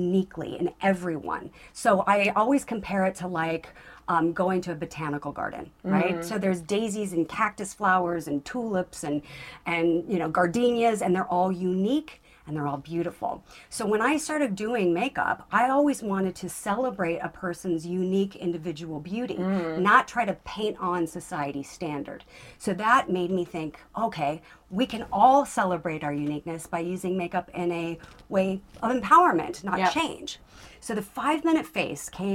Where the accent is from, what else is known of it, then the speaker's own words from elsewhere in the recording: Southern California, United States; growing up in Southern California at that time